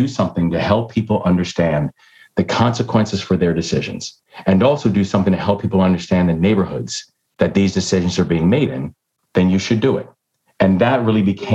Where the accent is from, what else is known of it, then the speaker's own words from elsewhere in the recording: Baltimore, Maryland, United States; also born or lived in London; the Baltimore Sun, which is my hometown paper